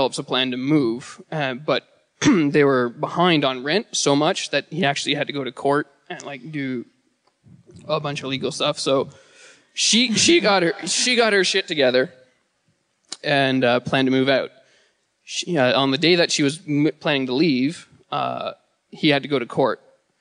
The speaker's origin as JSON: {"language": "English", "town": "Bala", "region": "Ontario", "country": "Canada", "said": "I am from Bala, Muskoka, or like Bala, Ontario, Muskoka"}